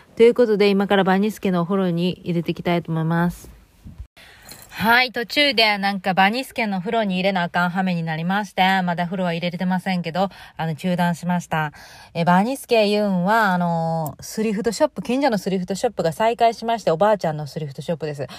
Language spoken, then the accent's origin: Japanese; Kansai, Japan; 自分の故郷のその関西人